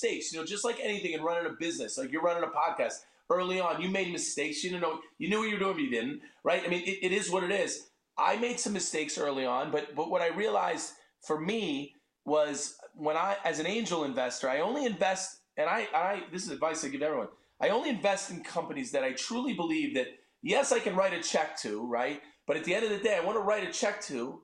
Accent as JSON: {"language": "English", "town": "Matawan", "region": "New Jersey", "country": "United States", "tie": "born or raised there", "also_born_or_lived": "Maryland", "said": "I'm a Jersey kid, right? I'm from Mattawan, New Jersey"}